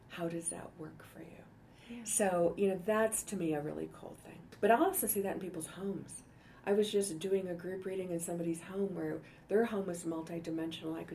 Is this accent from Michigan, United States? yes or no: yes; Detroit, Michigan, United States; now in Denver, United States; I grew up in Detroit